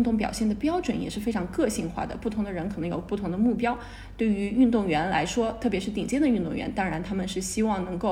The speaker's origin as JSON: {"language": "Chinese", "country": "Spain", "second_language": "Chinese", "lives_now": "Shanghai, China", "said": "我来自西班牙。"}